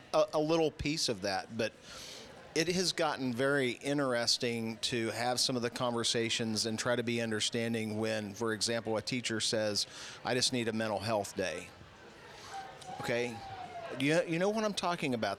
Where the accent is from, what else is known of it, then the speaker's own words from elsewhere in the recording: Woodward, Oklahoma, United States; I was born and raised in Woodward